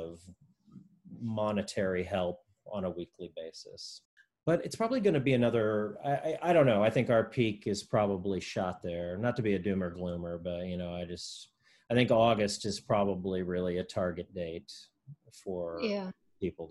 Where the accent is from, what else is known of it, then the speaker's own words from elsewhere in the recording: Missouri, United States; moved away; I'm originally from Missouri, so I'm originally from that time zone.